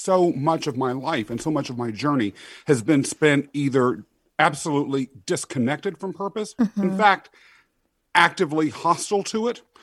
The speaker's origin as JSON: {"language": "English", "region": "Kansas", "country": "United States", "tie": "born or raised there", "also_born_or_lived": "England", "moved": "as an adult", "lives_now": "New York City, United States", "said": "raised in Kansas"}